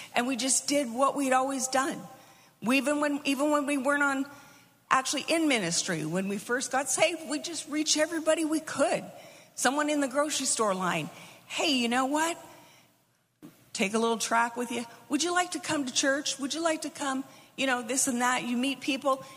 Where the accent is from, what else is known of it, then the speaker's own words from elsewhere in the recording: United States; moved away; also born or lived in Melbourne; we're we're little American kids. We understand American